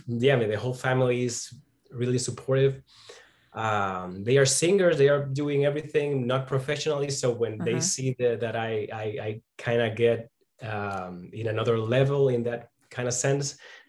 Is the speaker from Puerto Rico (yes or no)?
yes; Puerto Rico; first language Spanish; English is a second language; moved away as an adult; also born or lived in Los Angeles / New York; Well, I'm born and raised in Puerto Rico.